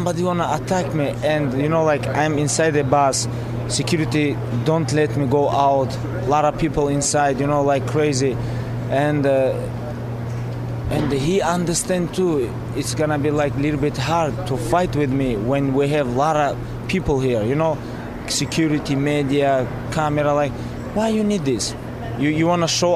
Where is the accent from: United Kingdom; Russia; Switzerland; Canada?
Russia; Dagestan; English is a second language; I'm from Dagestan